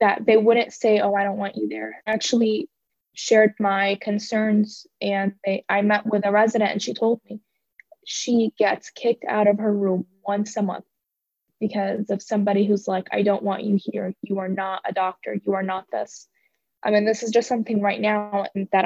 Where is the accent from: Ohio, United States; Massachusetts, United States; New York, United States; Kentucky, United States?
Kentucky, United States; also born or lived in Syria; I grew up here most all my life